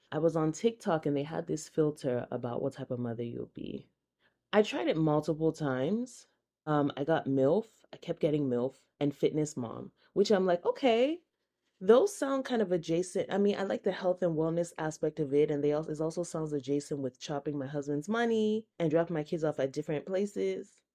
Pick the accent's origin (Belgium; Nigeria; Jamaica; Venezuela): Nigeria; now in United States; I'm Nigerian. I also grew up in the Methodist Church.